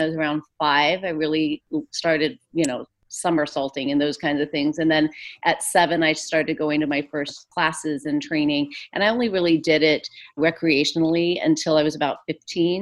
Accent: Santa Fe, New Mexico, United States; moved away as an adult; now in Los Angeles, United States; I grew up in Santa Fe, New Mexico

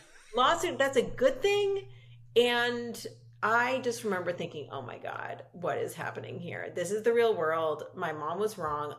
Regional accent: Los Angeles, California, United States; I grew up in Los Angeles with a hugely supportive family

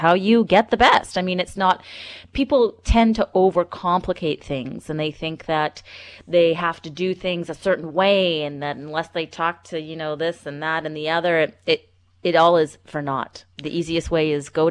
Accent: North Vancouver, British Columbia, Canada; I grew up in North Vancouver

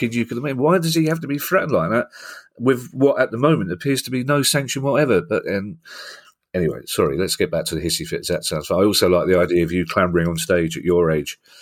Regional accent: London, United Kingdom; I'm from South London

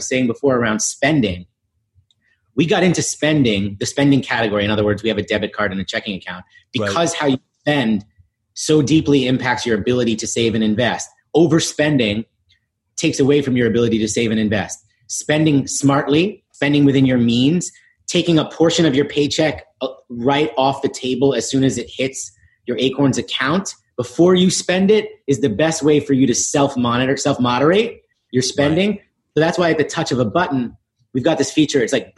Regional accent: New York City, New York, United States; Yeah, listen, I grew up in the East Village in New York, going to public schools.

